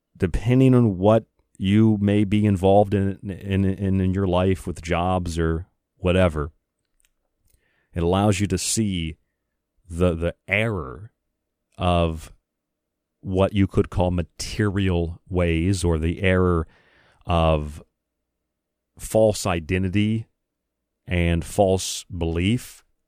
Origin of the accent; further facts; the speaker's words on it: United States; I say that as an American